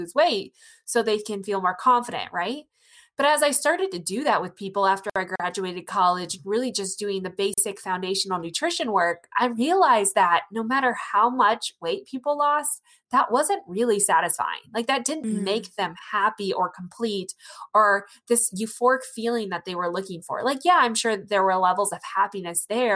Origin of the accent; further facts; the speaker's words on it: rural Iowa, United States; I'm from Iowa, rural Iowa